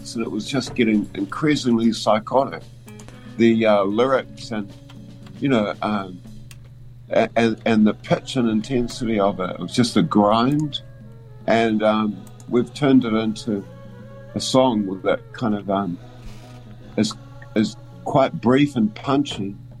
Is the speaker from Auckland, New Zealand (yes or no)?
no; Dunedin, Otago, New Zealand; moved away; I grew up in Dunedin as a young art student.